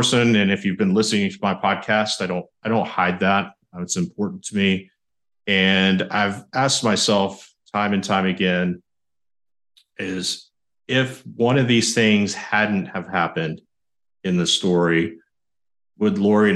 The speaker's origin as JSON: {"language": "English", "town": "San Marcos", "region": "Texas", "country": "United States", "tie": "born or raised there", "said": "I graduated high school in San Marcos, Texas, my hometown"}